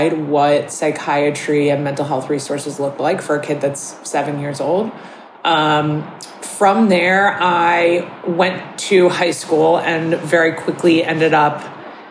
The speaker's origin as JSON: {"language": "English", "area": "right outside of Philadelphia", "region": "Pennsylvania", "country": "United States", "tie": "born or raised there", "said": "I grew up right outside of Philadelphia."}